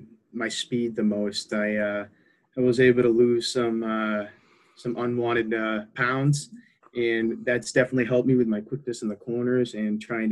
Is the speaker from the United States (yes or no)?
yes; Taunton, Massachusetts, United States; also born or lived in Braintree, Massachusetts; I grew up in Taunton